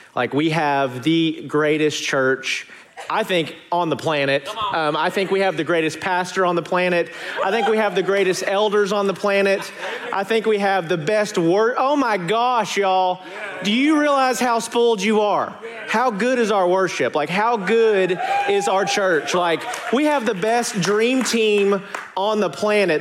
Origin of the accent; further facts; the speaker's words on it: Arkansas, United States; moved away; I'm from Arkansas